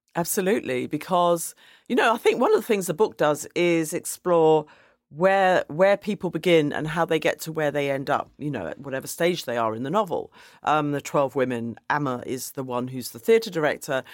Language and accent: English; London, United Kingdom; I grew up in Woolwich, which at that time was a very white area